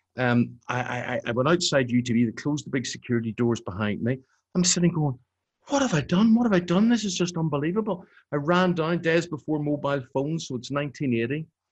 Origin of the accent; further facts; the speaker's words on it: Belfast, Northern Ireland, United Kingdom; moved away as an adult; I grew up on the New Lodge Road or the Old Park Road in, in Belfast